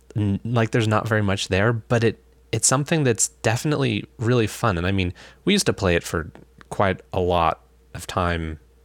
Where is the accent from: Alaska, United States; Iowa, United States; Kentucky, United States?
Alaska, United States; also born or lived in Olympia, Washington; now in Washington, United States; We're both originally from Alaska